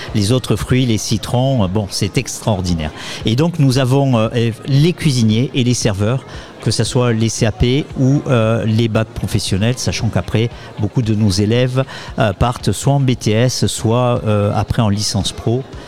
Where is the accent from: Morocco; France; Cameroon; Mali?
France; Pau, Nouvelle-Aquitaine; moved away as an adult; also born or lived in Paris / Poitiers / Orléans-Tours; je suis natif euh, de Pau, moi aussi